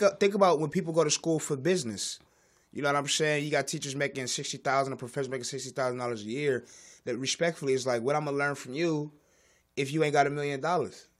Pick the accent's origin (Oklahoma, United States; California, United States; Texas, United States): California, United States; Los Angeles; I'm from South Central